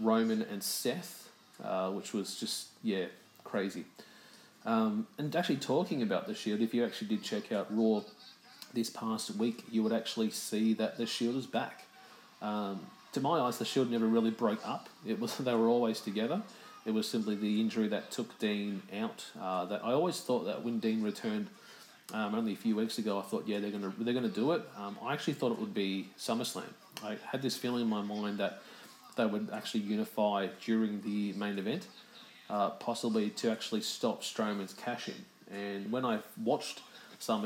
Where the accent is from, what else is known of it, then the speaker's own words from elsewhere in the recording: Melbourne, Victoria, Australia; my hometown of Melbourne